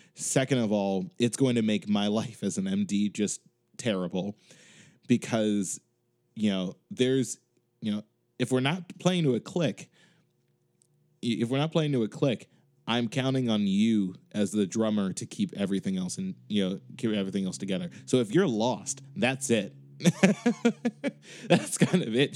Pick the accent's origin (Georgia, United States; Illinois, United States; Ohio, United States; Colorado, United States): Illinois, United States; Chicago; now in Boston, United States